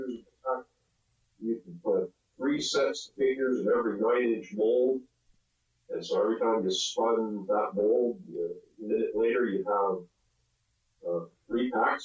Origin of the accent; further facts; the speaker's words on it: Southern Ontario, Canada; I grew up in Southern Ontario